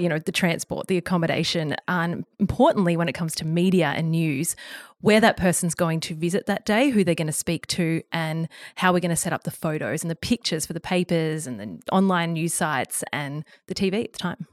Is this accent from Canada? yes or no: no; Bermagui, New South Wales, Australia; now in Sydney, Australia; I'm from Bermagui on the far south coast of New South Wales, very much a small